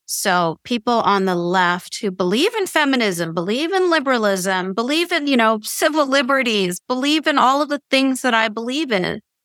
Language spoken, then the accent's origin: English; Canada